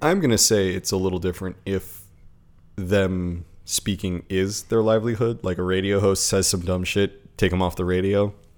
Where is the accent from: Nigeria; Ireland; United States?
United States; being an American in Japan